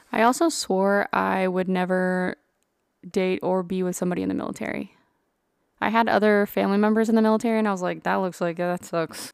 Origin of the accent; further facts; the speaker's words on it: Burnet, Texas, United States; moved away as an adult; now in Georgia, United States; I grew up in Central Texas.